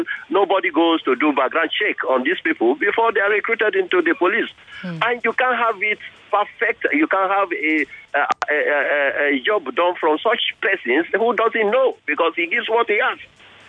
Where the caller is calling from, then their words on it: Ikoyi, Lagos, Nigeria; I'm calling you from Ikoyi.